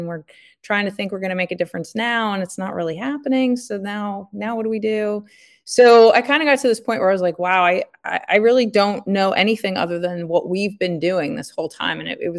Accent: Reading, Pennsylvania, United States; So I grew up in Eastern Pennsylvania outside of Reading and lived there all through K through 12.

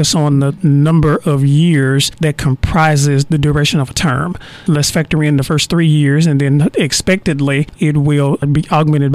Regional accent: Wilton, Arkansas, United States; also born or lived in Searcy, Arkansas; now in Texarkana, United States; I actually grew up in a very small town in Arkansas, right outside of Ashdown, called Wilton

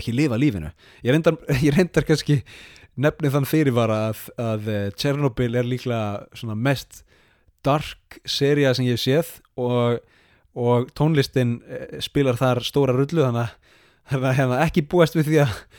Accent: Iceland; now in Sapporo, Japan; sem Íslendingar

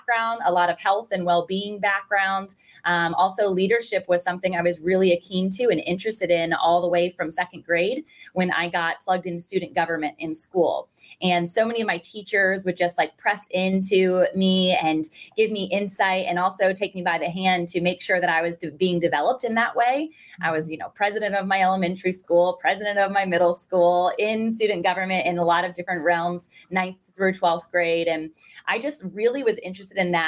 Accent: Virginia Beach, Virginia, United States; I was born and raised and still currently reside in Virginia Beach, Virginia

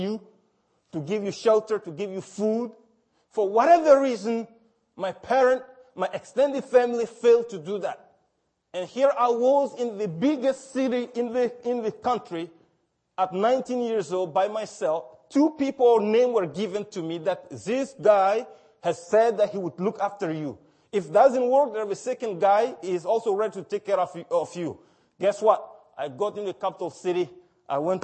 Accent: Mali; now in Toronto, Canada; the village where I was born in Mali

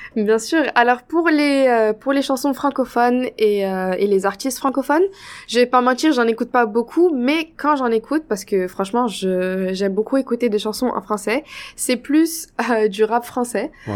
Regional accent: Casablanca, Casablanca-Settat, Morocco; moved away as an adult; now in Toronto, Canada; je viens de la ville de Casablanca, qui est la capitale du Maroc.

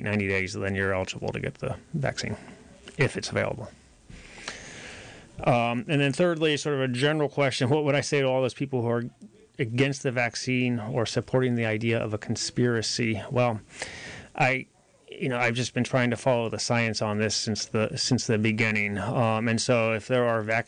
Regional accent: Boonville, California, United States; moved away; also born or lived in Nashville, Tennessee; I'm from Boonville, but I lived in Nashville for 10 years

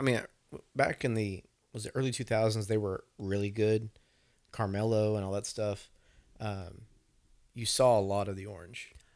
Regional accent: Arkansas, United States; we are from Arkansas

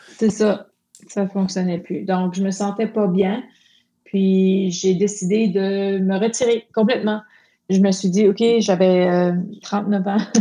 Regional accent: Moncton, New Brunswick, Canada; Je suis une Acadienne de Moncton, au Nouveau-Brunswick.

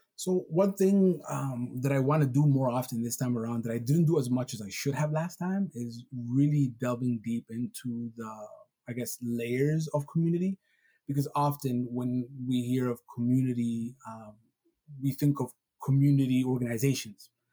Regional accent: Somalia; moved away; Even though I'm Somali and I was born in Somalia

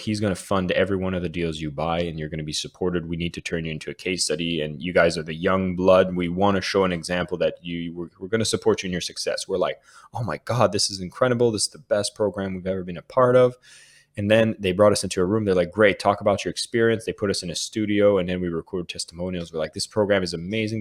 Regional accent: Canada; now in Bali, Indonesia; being Canadian

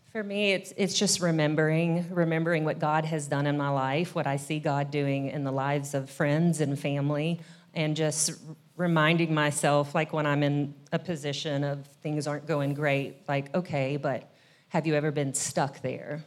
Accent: Kentucky, United States; now in Nashville, United States; I'm originally from Kentucky. I've lived in Nashville now for about twenty years

